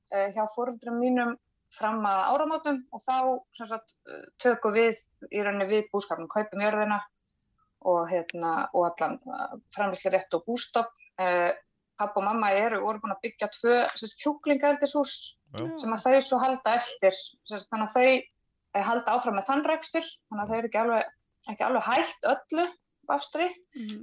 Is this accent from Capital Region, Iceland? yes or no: no; Tannstaðabakki, Northwestern Region, Iceland; also born or lived in Hvanneyri; ég er frá Tannstabakka í Hrjóttuferði Eh, fætt hér og, og uppalinn